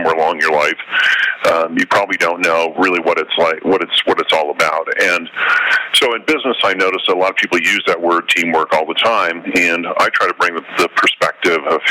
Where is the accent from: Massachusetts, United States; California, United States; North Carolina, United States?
California, United States; Southern; I grew up in Southern California